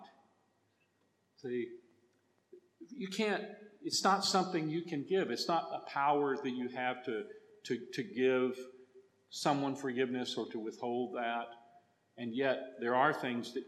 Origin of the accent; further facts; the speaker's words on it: Texas, United States; accent: Texas; English for me as a Texan is a second language